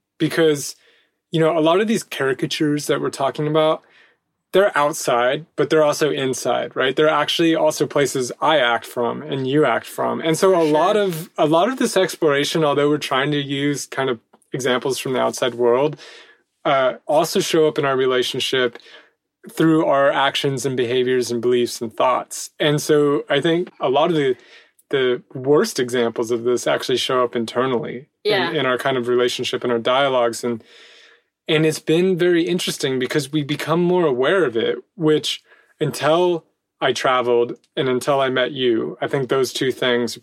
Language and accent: English; United States; moved away as an adult; now in France; I know my roots are there and I know that I'm more American than not